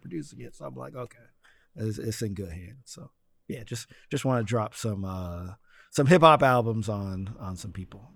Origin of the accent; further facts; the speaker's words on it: New Jersey, United States; I'm from Jersey